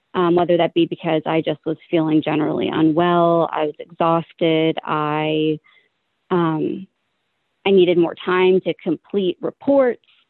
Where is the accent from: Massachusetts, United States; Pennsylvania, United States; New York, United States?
Pennsylvania, United States; Philadelphia; I have lived in this area my entire life. I lived in the suburbs, close, not far from where I live now, and then moved into Philadelphia with my mom, where I was from third grade all the way through the middle of high school